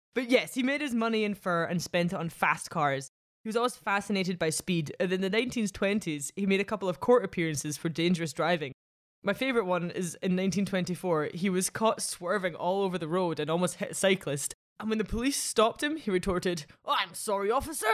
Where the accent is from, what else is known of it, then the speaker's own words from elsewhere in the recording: Scotland, United Kingdom; also born or lived in United States; I was from Scotland